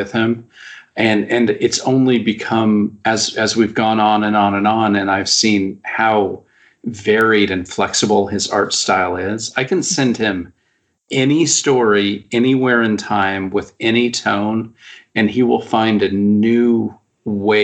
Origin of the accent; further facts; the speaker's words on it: United States; I'm an American writer